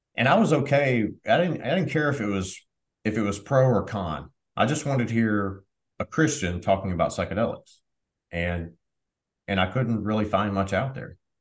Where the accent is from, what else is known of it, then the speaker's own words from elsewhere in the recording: Southwest Arkansas, United States; So I grew up in Southwest Arkansas.